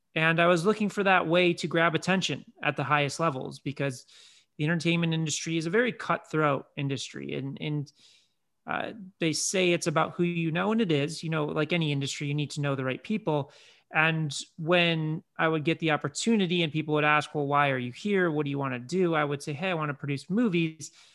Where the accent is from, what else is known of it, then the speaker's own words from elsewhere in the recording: Chicago, Illinois, United States; grew up in Chicago